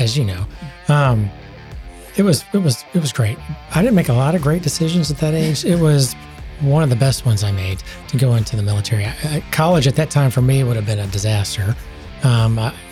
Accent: Houston, Texas, United States; I grew up in Houston, Texas.

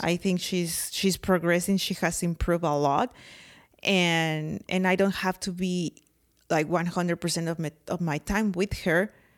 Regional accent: Mexico; accent: very thick accent; English is a second language; moved away as an adult; now in United States; at school in Mexico, I have English, uh, class

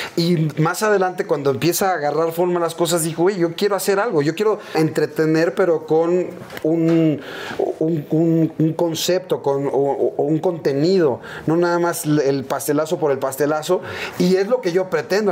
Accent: Mexico City, Mexico; crecimos, nuestra infancia fue en la Aéreos de Chulubusco

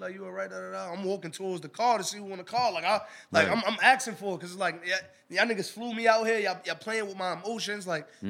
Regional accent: New York City, New York, United States; I grew up in the concrete jungle. I'm from Harlem. I'm from the heart of all everything.

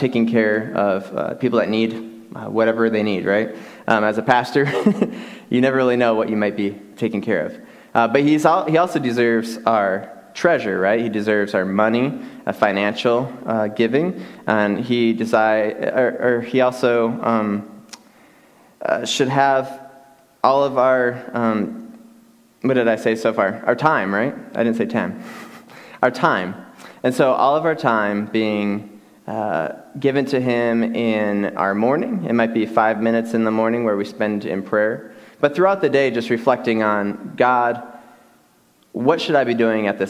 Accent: Michigan, United States; now in West Texas, United States; Growing up in Michigan, I grew up in a home that I had a stepfather who was kind of very, very distant

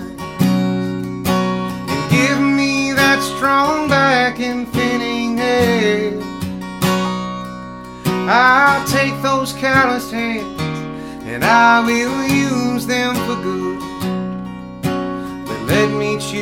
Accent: the South, United States; born or raised there

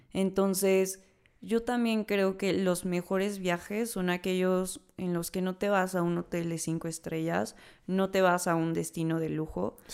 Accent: Mexico; como mexicanos

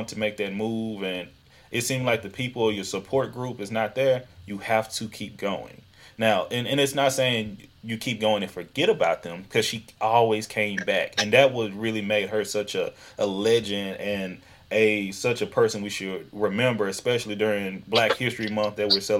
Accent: East Texas, United States; accent: Southern; moved away as an adult; also born or lived in Houston, Texas; now in Seattle, United States; I grew up in East Texas, and been in Houston for 13, 14 years

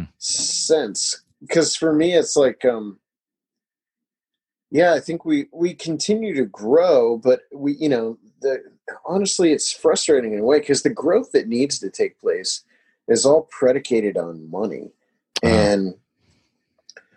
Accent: Ohio, United States; really good friend that I grew up with here in Ohio

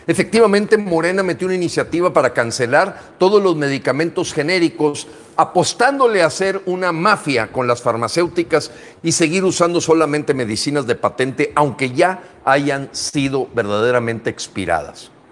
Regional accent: Mexico; presenté para decir como mexicano, hay que ver lo que hacen los más exitosos, las mejores prácticas del mundo.

